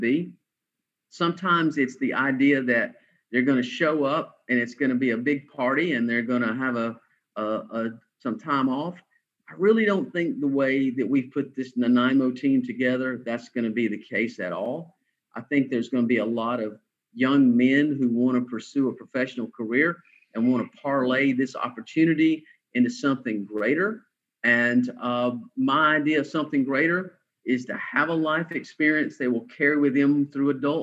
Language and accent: English; Atlanta, Georgia, United States; I'm a Southern guy from Atlanta, Georgia